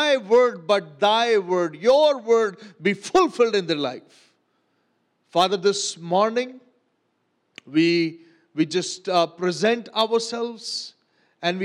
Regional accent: Pakistan

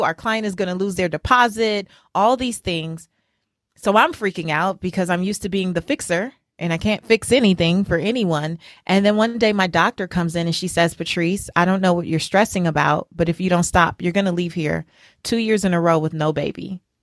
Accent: Los Angeles, California, United States; as a little girl growing up in South Central Los Angeles

